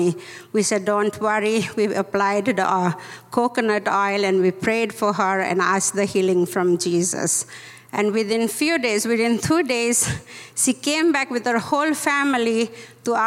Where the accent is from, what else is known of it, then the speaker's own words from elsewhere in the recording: Indonesia; moved away; also born or lived in Mumbai, India / United States; I was born in Indonesia, as I told you, and I came to Mumbai, studied in Mumbai, and I came to US for 3 years